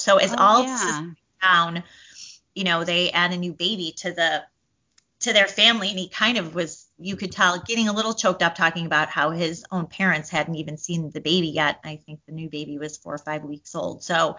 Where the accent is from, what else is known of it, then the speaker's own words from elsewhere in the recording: Chicago, Illinois, United States; as lifelong Chicagoan